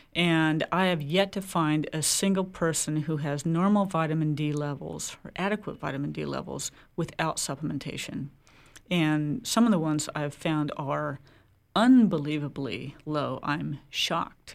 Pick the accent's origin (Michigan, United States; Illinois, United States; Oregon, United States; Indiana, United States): Oregon, United States; now in Maine, United States; I come from Oregon